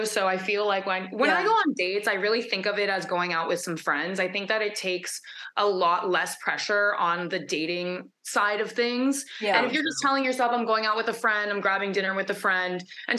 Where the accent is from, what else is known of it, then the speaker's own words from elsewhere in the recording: Los Angeles, California, United States; moved away as an adult; now in Miami, United States; So I'm from LA originally. I grew up in the Valley.